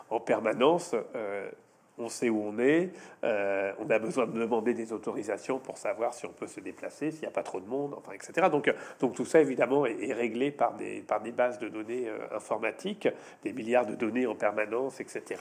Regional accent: France; je suis chez moi, je suis à Bordeaux, parce, pas parce que je paye des impôts, je suis français, je suis européen

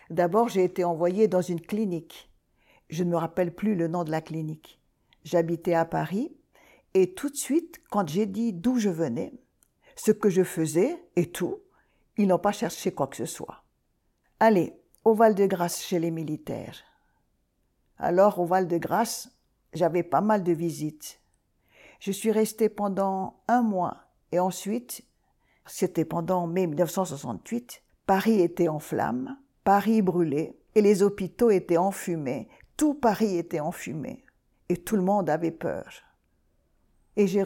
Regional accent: Gambier Islands, French Polynesia; Le médecin, quand il a vu que je venais de Tahiti, des Gambiers, il n'a pas dit autre chose que nucléaire.

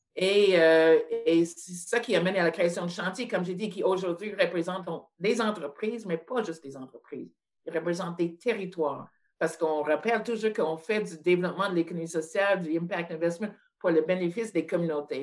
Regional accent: Montreal, Quebec, Canada; je suis née à Montréal en 1951

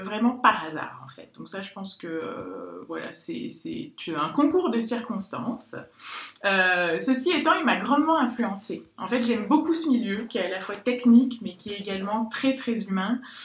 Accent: France; je suis française, je le revendique et j'en suis très fière

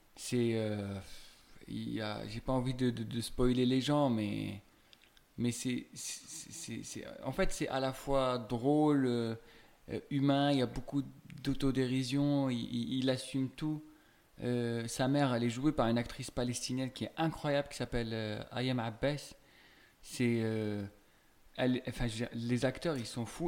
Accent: Algeria; now in France; j'ai grandi en Algérie, avec une culture très nationaliste

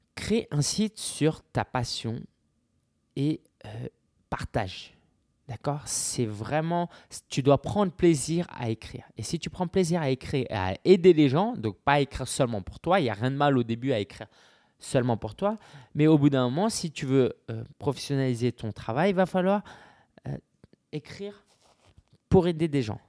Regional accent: France; en tant que Français

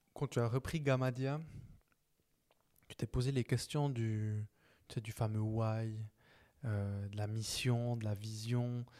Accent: Neuchâtel, Switzerland; je suis de Neuch

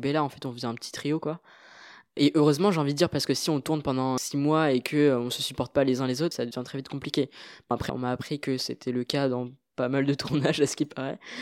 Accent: France; also born or lived in Marly-le-Roi / Paris; mes parents sont originaires du Sri Lanka, même si euh, je suis né euh, en France

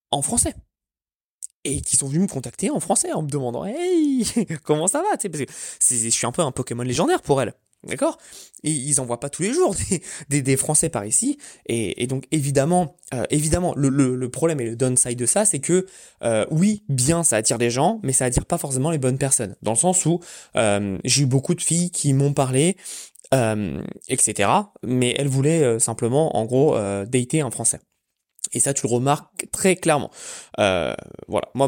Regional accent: France; now in Orlando, United States; moi je suis français à Orlando, il y en a pas, ça hein. n'existe pas.

